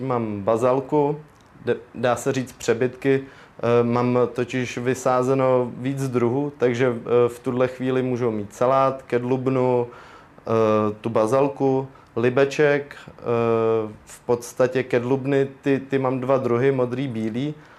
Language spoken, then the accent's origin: Czech; Most District, Ústí nad Labem Region, Czechia; tady u nás na Mostecku